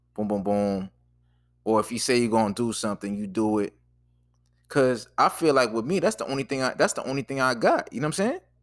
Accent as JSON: {"language": "English", "town": "Boston", "region": "Massachusetts", "country": "United States", "also_born_or_lived": "Jersey City / Washington, D.C.", "moved": "as an adult", "said": "I'm from Boston, so we didn't have Checkers."}